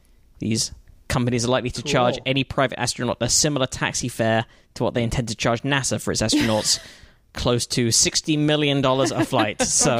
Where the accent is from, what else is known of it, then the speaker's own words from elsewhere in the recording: United Kingdom; I was not on the list because I'm a Brit